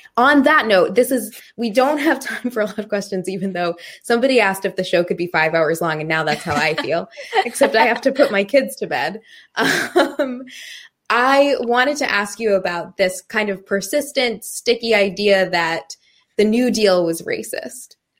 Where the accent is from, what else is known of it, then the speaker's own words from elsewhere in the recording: Maine, United States; when I was a kid, we lived in the projects